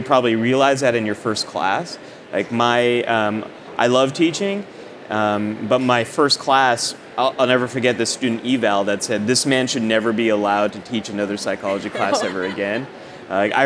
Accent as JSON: {"language": "English", "area": "the Bay Area", "region": "California", "country": "United States", "tie": "born or raised there", "said": "I grew up in the Bay Area and went to community college out there in Cupertino, California."}